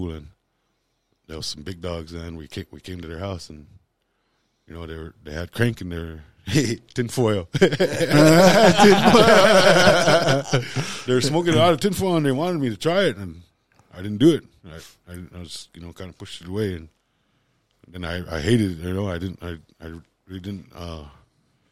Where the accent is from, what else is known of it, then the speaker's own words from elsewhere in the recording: Lodge Grass, Montana, United States; I was born and raised in Lodgegrass.